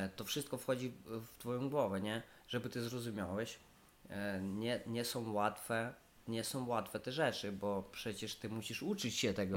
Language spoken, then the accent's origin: Polish; Western Ukraine, Ukraine; Polish is a second language; moved away as an adult; now in Poland; ja jestem z Ukrainy Zachodniej